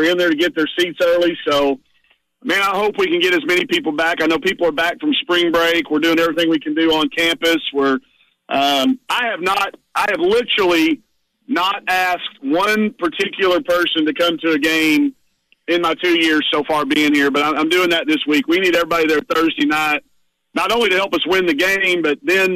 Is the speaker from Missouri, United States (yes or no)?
no; Greenwood, Arkansas, United States; growing up in Greenwood, Arkansas